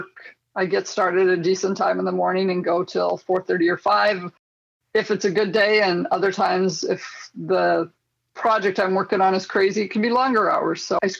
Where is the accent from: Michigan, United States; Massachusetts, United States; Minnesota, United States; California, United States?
Minnesota, United States; Tracy; I grew up in Tracy, Minnesota. It's a small town of about 2,500 people in southwest Minnesota. I was born here